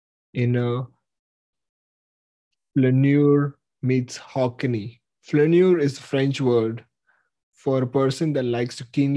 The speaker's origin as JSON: {"language": "English", "town": "Mumbai", "region": "Maharashtra", "country": "India", "tie": "born or raised there", "also_born_or_lived": "San Francisco", "moved": "yes", "said": "I was born in Mumbai in 1997"}